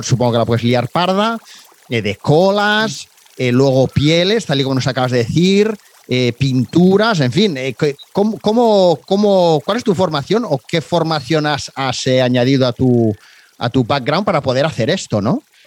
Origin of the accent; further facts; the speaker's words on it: Barcelona, Catalonia, Spain; Siendo de aquí, ¿no? De pues, Barcelona yo.